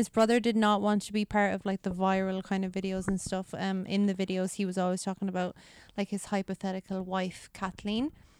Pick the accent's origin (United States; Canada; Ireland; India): Ireland; We're just weirdos from Ireland.